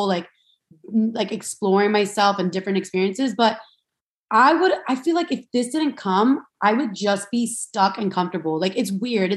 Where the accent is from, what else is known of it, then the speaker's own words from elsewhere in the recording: Miami, Florida, United States; I'm from Miami, Florida, and I grew up like, you know, I grew up with three sisters